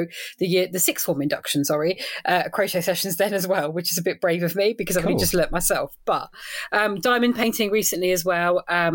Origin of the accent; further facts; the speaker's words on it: Edgware, London, United Kingdom; But I'm a Londoner, really. Born and bred Northwest London. So, yeah.